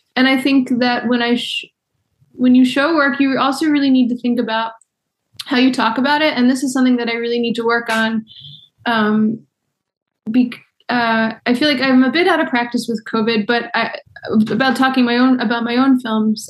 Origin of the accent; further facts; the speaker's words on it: Baltimore, Maryland, United States; moved away; also born or lived in New York; I'm from Baltimore, but I moved back in 2009